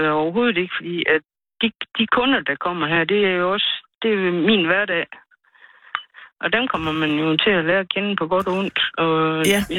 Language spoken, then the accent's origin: Danish; Denmark; moved away as an adult; now in near Staby, Denmark; Jeg er fra Tam.